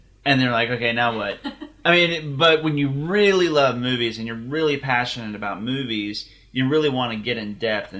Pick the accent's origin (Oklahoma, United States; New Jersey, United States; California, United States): Oklahoma, United States; Deer Creek; we grew up in Deer Creek, Oklahoma, where everybody had money except for us